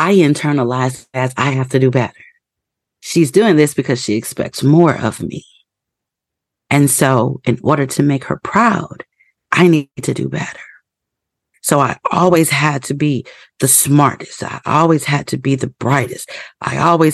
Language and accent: English; Indiana, United States; I was born and raised in the Midwest in Indiana